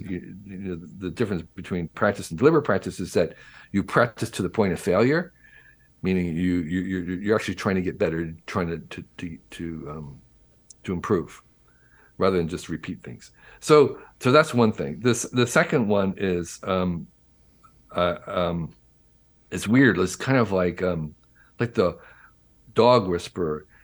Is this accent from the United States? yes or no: yes; New Jersey, United States; when I was growing up in New Jersey in the 1950s and 60s